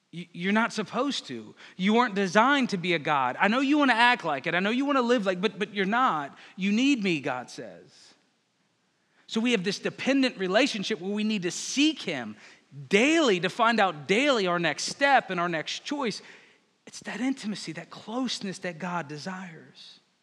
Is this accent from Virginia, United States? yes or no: yes; Northern Virginia, United States; I grew up in Northern Virginia with the Pentagon, Quantico